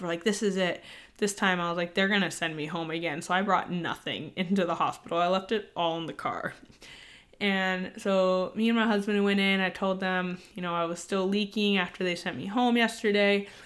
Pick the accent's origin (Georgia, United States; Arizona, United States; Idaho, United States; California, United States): California, United States; San Diego; moved away as an adult; now in Virginia, United States; we are both from San Diego, so both of our families still live in San Diego currently